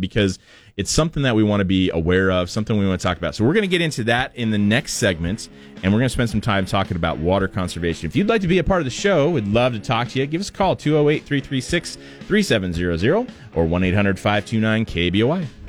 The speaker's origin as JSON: {"language": "English", "town": "Portland", "country": "United States", "tie": "born or raised there", "moved": "yes", "said": "growing up in Portland"}